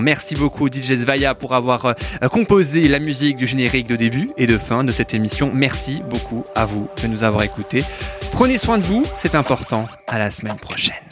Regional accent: France; chez nous en France

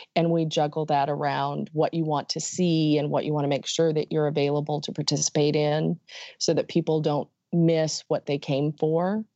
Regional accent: Dallas, Texas, United States; I'm from the Dallas area

